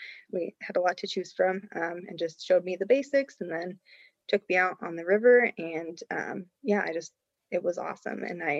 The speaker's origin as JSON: {"language": "English", "town": "Cody", "region": "Wyoming", "country": "United States", "tie": "born or raised there", "said": "So, you know, growing up, I grew up in Cody, Wyoming. It's right outside of Yellowstone."}